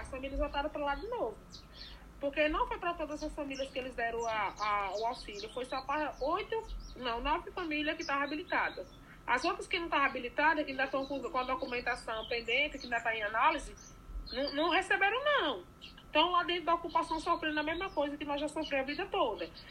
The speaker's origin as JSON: {"language": "Portuguese", "town": "Presidente Dutra", "region": "Bahia", "country": "Brazil", "moved": "as an adult", "lives_now": "Brasília, Brazil", "said": "eu sou baiana, sou do Presidente Dutra, Irecê, né? Região de Irecê. É, vim para aqui em 2010, para Brasília"}